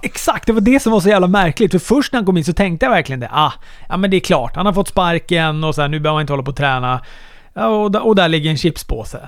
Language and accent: Swedish; Luleå, Norrbotten County, Sweden; moved away; just nu är jag hemma i Luleå